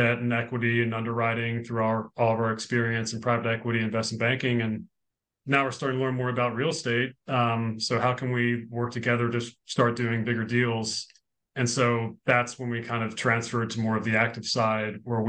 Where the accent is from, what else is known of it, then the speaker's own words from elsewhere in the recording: Richmond, Virginia, United States; also born or lived in New York City; I grew up in Virginia